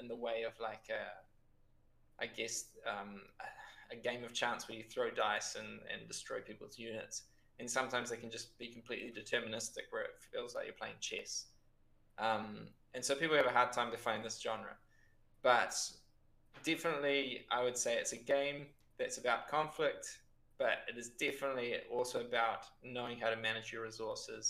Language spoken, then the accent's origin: English; Lower Hutt, Wellington, New Zealand; moved away as an adult; now in Pisa, Italy; I'm from Lower Hutt